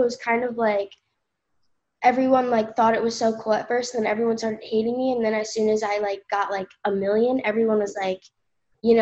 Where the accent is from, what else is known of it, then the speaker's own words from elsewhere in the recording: Ocean City, New Jersey, United States; I lived there, like, my entire life